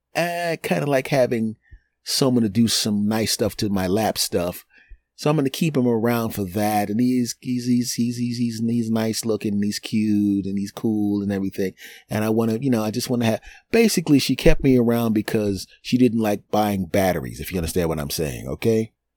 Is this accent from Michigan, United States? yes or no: no; Philadelphia, Pennsylvania, United States; my hometown team